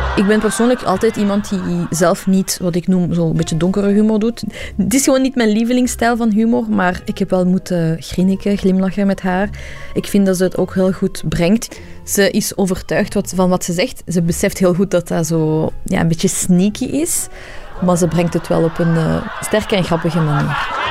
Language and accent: Dutch; Belgium; Ik ben zelf een stand-up comedian die in België is geboren, maar ik ben van Iraanse origine.